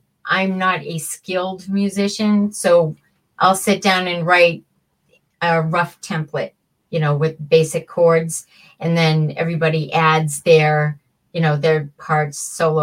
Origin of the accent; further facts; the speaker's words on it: Plymouth, United States; And then there's one about growing up in Plymouth.